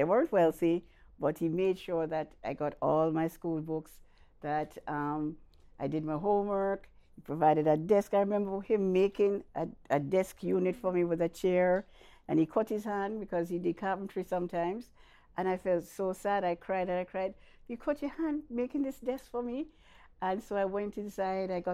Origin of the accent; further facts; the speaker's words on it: Kingston, Jamaica; also born or lived in Mandeville, Jamaica / Manchester, Jamaica; my adopted mom took me from birth from the hospital, and we spent about 2 years in Manchester, then we came to Kingston.